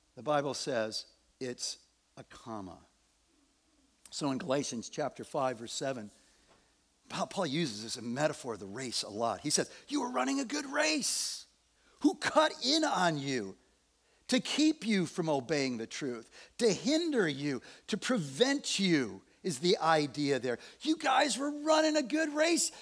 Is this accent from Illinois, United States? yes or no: yes; Evanston, Illinois, United States; I was born in Evanston, Illinois